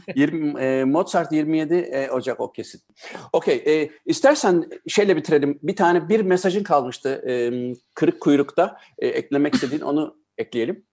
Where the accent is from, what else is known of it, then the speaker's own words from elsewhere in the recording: Germany; benim babam Almanya'ya gastarbeiter olarak gittiğinde ben işte o yüzden zaten Almanya'da doğdum.